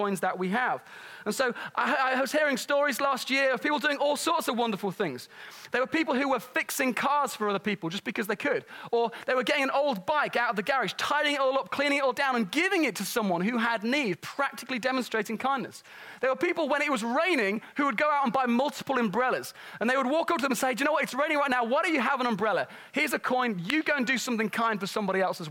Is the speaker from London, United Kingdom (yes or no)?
no; Nottingham, East Midlands, United Kingdom; moved away; where I grew up in Nottingham